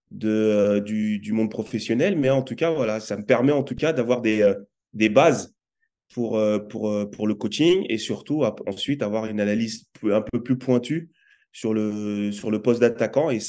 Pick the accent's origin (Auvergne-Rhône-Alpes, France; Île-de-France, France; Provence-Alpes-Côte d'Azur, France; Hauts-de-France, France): Île-de-France, France; Aubervilliers; also born or lived in Nouméa / Cayenne; je suis né, moi, à Nouméa, mais j'ai vécu à peine euh, enfant, j'ai vécu huit mois à Nouméa. Ensuite, on est, parti sur Cayenne. Et Cayenne, je suis arrivé en France, à Aubervilliers.